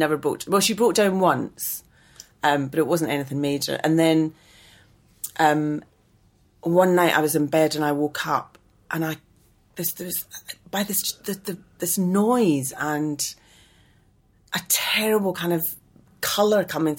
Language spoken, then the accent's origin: English; Glasgow, Scotland, United Kingdom; moved away; also born or lived in London; I'm from Glasgow. Oh, yeah. I was born in Glasgow.